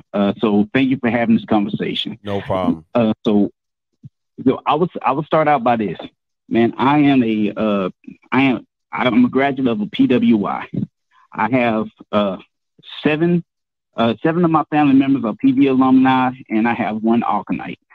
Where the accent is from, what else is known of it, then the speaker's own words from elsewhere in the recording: Houston, Texas, United States; I'm from Texas, where George Floyd is at, uh, from Houston area